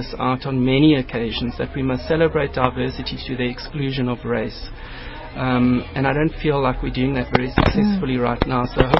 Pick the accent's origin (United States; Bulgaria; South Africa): South Africa; as a South African, you know, people are shocked that because you, if I can put it this way, because you're a white person, that you can speak an African language.